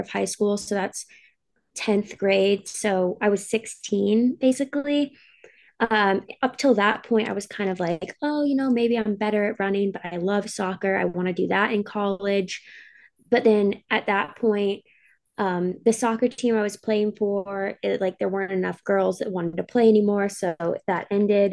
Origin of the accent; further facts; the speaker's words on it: Alaska, United States; also born or lived in Boise; now in Seattle, United States; I grew up in Alaska